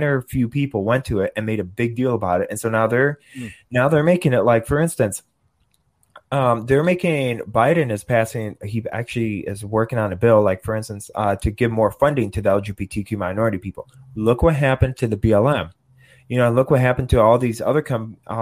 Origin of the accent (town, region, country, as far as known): Wisconsin, United States; born or raised there